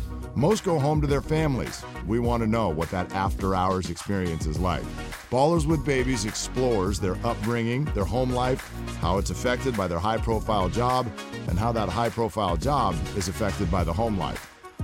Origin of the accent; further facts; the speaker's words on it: the Bay Area, California, United States; I grew up in the Bay